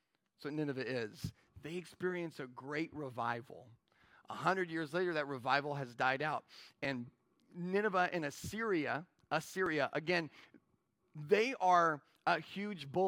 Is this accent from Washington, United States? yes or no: yes; Yakima, Washington, United States; I'm from Yakima